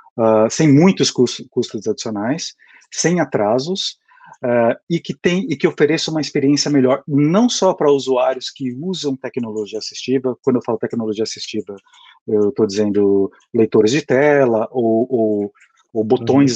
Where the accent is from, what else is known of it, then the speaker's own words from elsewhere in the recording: Brazil; moved away as an adult; now in United States; eu, como vocês podem perceber pelo pelo meu sotaque, eu sou brasileiro, mas eu moro aqui nos Estados Unidos há mais ou menos oito anos e meio.